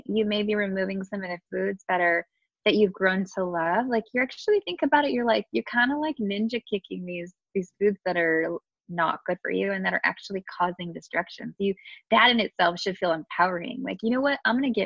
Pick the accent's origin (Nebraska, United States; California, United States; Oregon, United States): California, United States; Southern; born and raised here in SoCal